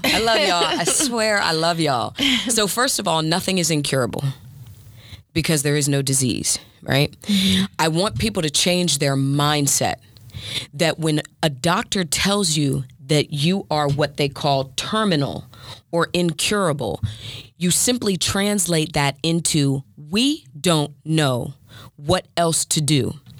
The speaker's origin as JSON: {"language": "English", "region": "Maryland", "country": "United States", "said": "I'm from Maryland."}